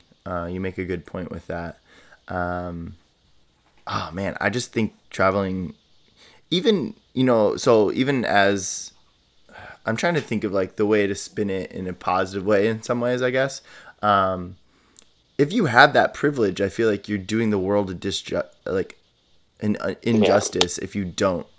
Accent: small town Indiana, United States; also born or lived in Illinois; I grew up in small town Indiana, you know, small town Illinois, Indiana

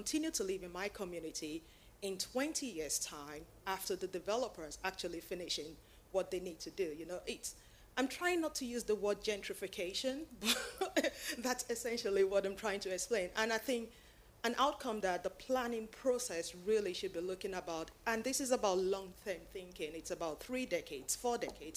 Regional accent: London, United Kingdom; as a Londoner

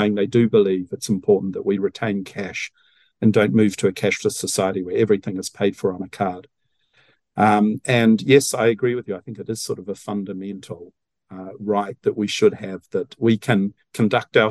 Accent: New Zealand; I thought being a Kiwi, you know, was something special.

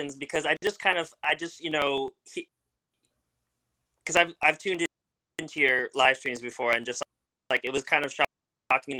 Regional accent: Orange County, California, United States; I'm from Orange County, and it was in Anaheim, and I was like 13

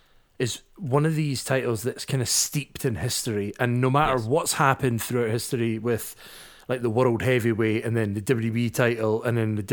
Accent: Scotland, United Kingdom; I am also a Scottish nationalist, so I just don't like that belt.

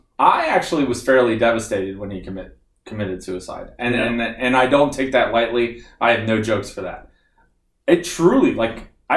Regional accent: United States; I'm American.

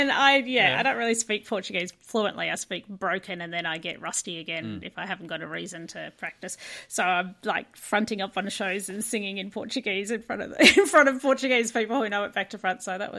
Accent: Brighton, Victoria, Australia; born there; I was born in Brighton, and then have gradually moved further out.

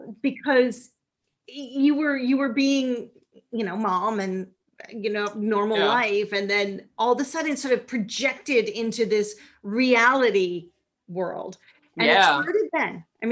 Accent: Minnesota, United States; from Minnesota was the first thing that flowed naturally out of my mouth

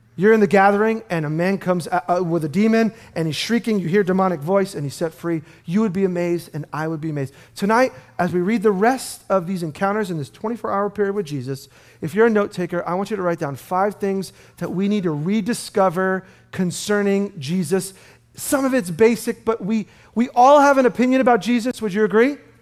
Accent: New York City, New York, United States; I grew up in Brooklyn

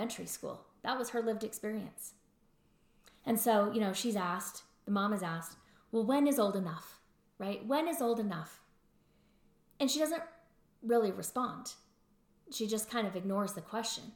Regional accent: Louisiana, United States; accent: Louisiana; that's my Louisiana accent

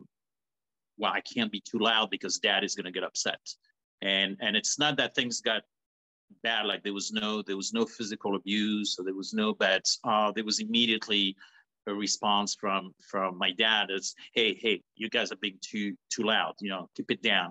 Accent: Paris, Île-de-France, France; moved away; I was born and raised in France, in Paris

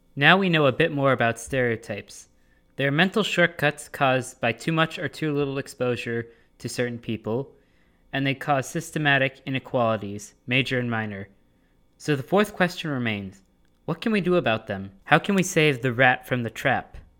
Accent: Middleborough, Massachusetts, United States; my hometown, Middleborough, is as bland as a saltine cracker

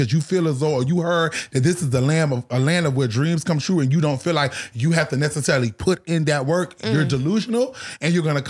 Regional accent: Savannah, Georgia, United States; moved away as an adult; also born or lived in Bronx, New York; now in Atlanta, United States; I went to high school in Savannah. I know Savannah like the back of my hand

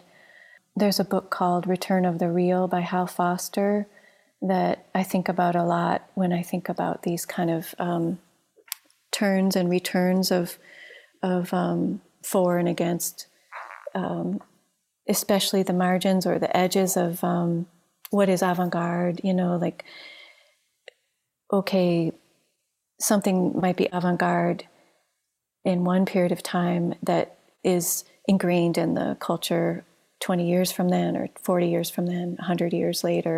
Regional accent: Ohio, United States; I grew up in Ohio.

